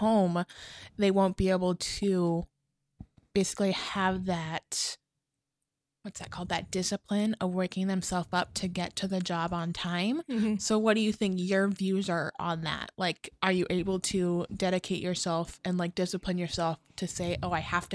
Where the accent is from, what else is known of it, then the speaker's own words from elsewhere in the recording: Arizona, United States; I am from Arizona, born and raised like a little baby.